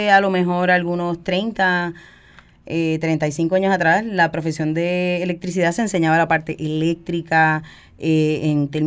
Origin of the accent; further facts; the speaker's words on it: San Juan, Puerto Rico; Yo soy de aquí, de San Juan. Eh, yo nací en el área de Caparraja y me crié toda la vida aquí.